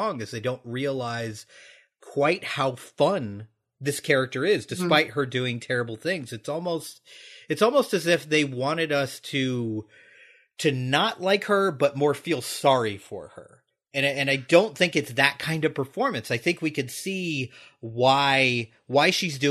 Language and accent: English; United States; as American viewers